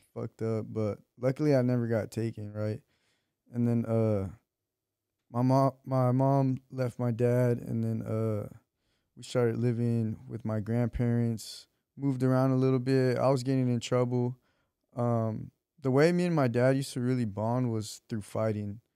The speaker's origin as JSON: {"language": "English", "town": "Torrance", "region": "California", "country": "United States", "tie": "born or raised there", "also_born_or_lived": "Wilmington, Los Angeles / Long Beach", "said": "I was born in Torrance."}